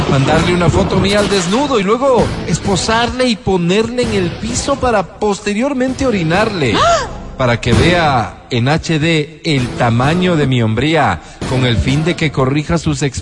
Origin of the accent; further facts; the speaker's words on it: Esmeraldas, Ecuador; born there; Soy un ciudadano ecuatoriano nacido en la bella provincia de Esmeraldas, así